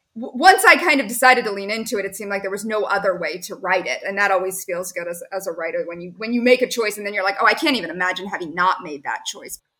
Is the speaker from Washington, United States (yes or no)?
no; Ohio, United States; now in Pittsburgh, United States; I'm from Ohio originally